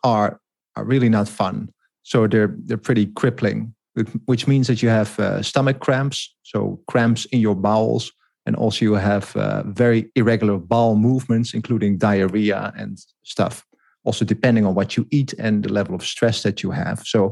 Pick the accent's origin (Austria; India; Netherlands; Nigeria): Netherlands; I grew up in the Netherlands.